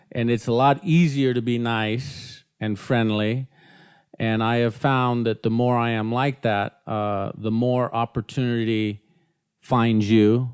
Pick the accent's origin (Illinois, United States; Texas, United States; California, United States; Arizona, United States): California, United States; Newport Beach; I was born in Newport Beach